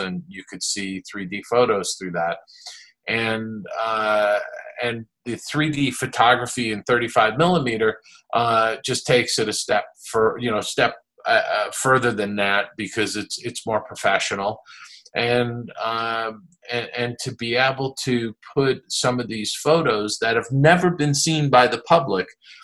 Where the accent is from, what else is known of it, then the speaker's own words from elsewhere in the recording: East Coast of the United States, United States; I grew up on the East Coast of the United States